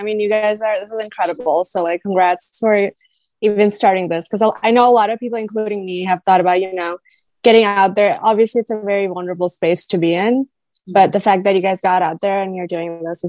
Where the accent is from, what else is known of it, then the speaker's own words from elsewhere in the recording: Naperville, Illinois, United States; accent: American; moved away as an adult; also born or lived in Michigan; now in India; growing up in Naperville